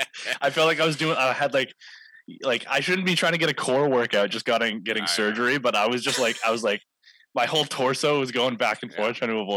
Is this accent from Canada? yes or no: yes; Maple Ridge, British Columbia, Canada; As like a Maple Ridge kid that grew up watching them, like watching Chris Gill back in the day and stuff, being able to call a Burrards game kind of in my hometown.